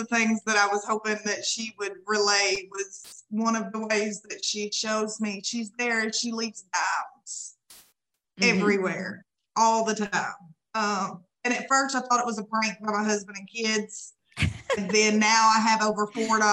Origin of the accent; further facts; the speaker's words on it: Arkansas, United States; I'm from Arkansas